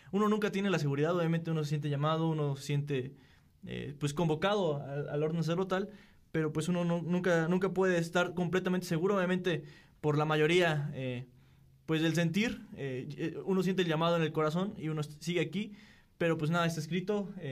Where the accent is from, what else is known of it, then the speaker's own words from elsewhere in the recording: Corregidora, Querétaro, Mexico; Eh, tengo 26 años, soy originario de la parroquia del pueblito Corregidora, San Francisco Galileo